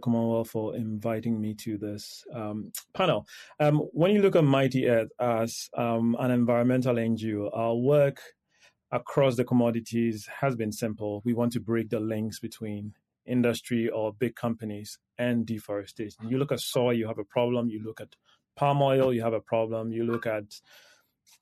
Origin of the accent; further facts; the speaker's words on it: Ghana; I come from Ghana